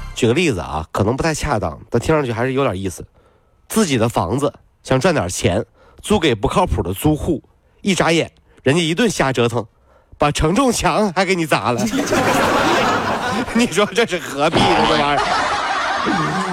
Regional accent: China; 我们中国人

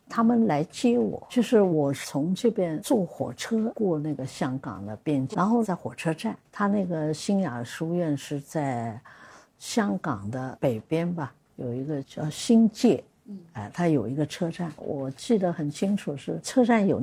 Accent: Suzhou, Jiangsu, China; 因为我是老五嘛，嗯，所以他就叫我那个。我们苏州人叫阿什么？…。

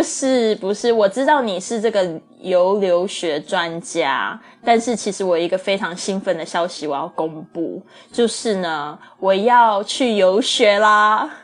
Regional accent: China; 因为我是这个中国长大的这个背景

